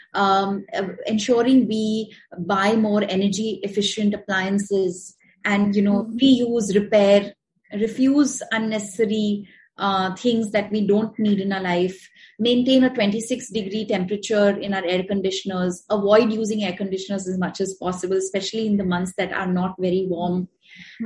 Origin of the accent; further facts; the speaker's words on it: India; we are from India